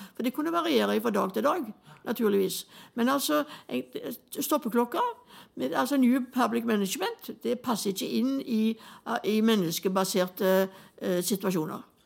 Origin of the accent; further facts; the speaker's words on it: Utsira, Rogaland, Norway; also born or lived in Stavanger; vi kommer fra Utsira